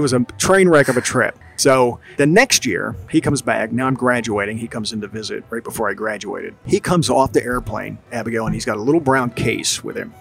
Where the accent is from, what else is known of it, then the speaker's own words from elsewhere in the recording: New Jersey, United States; moved away as an adult; also born or lived in Gainesville, Florida; I grew up in South Jersey